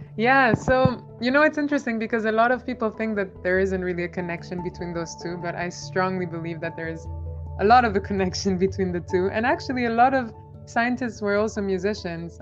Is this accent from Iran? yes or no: no; Albania; first language Albanian; English is a second language; moved away as an adult; also born or lived in Edinburgh, Scotland; now in College Park, United States; I grew up in Albania